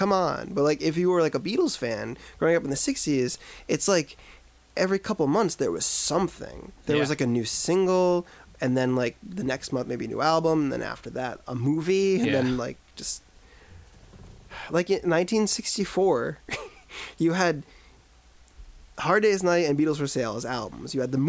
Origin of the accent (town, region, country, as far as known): United States